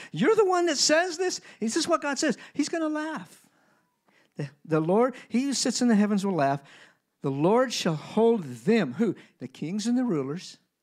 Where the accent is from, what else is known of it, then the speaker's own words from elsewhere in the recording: United States; I'm American